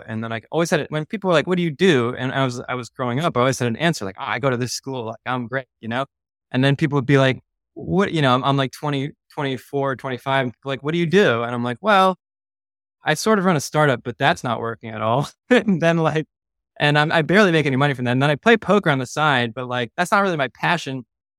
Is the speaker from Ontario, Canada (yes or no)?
no; Montreal, Quebec, Canada; now in United States; And then when I came from Montreal, I was playing underground games in Manhattan